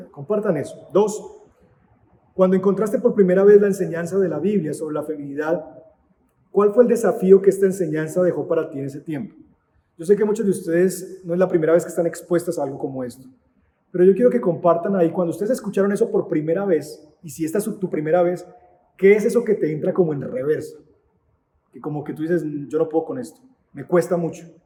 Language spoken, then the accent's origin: Spanish; Antioquia, Colombia; soy paisa y entonces quiero ser la matrona de la casa.